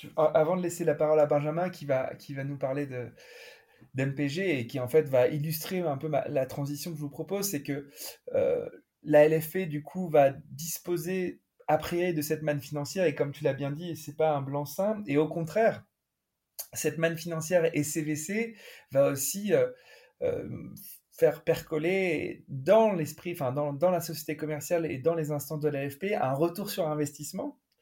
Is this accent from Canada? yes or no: no; France; on est français